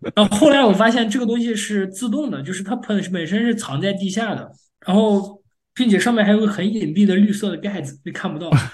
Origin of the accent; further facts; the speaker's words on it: China; moved away as an adult; now in United States; 作为中国人